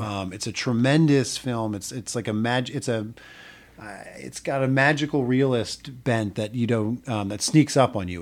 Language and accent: English; New Jersey, United States; moved away; I grew up in New Jersey